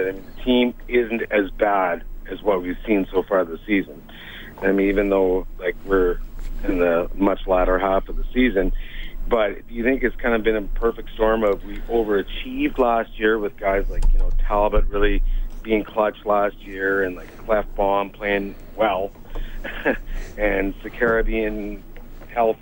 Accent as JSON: {"language": "English", "town": "Sherwood Park", "region": "Alberta", "country": "Canada", "tie": "born or raised there", "moved": "yes", "lives_now": "Ottawa, Canada", "said": "I grew up in Sherwood Park"}